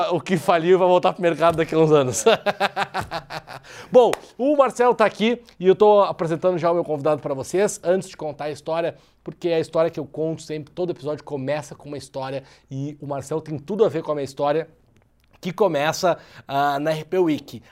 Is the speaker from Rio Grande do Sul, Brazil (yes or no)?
yes; Porto Alegre, Rio Grande do Sul, Brazil; moved away as an adult; now in São Paulo, Brazil; até pelo meu sotaque dá para ver que eu não sou de São Paulo, né? Eu sou de Porto Alegre, mas eu moro em São Paulo já há dois anos.